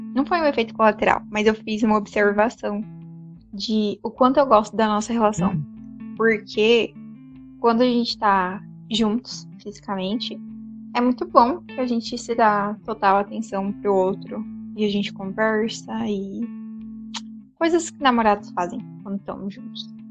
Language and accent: Portuguese; Brazil; a gente é brasileiro.